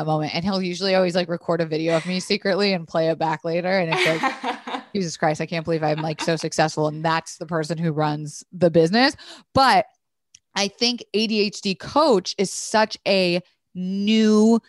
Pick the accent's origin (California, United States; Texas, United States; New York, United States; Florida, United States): Florida, United States; Tampa; I'm from Florida, Tampa.